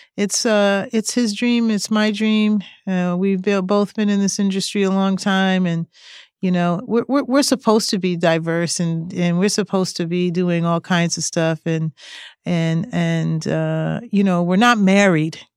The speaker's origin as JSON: {"language": "English", "region": "East Coast", "country": "United States", "tie": "born or raised there", "said": "I grew up on the East Coast"}